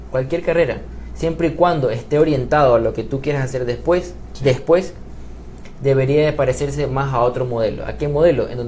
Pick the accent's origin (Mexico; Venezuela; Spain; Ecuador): Ecuador; vivimos en New York, o sea, no somos nadie de esas personas, somos ecuatorianos, somos guayaquileños, manabas, quiteños, lojanos